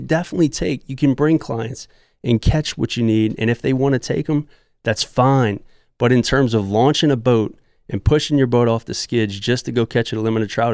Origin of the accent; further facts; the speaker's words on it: Southeast Louisiana, United States; I'm from Southeast Louisiana, and I grew up with my dad, who's a great trout fishermen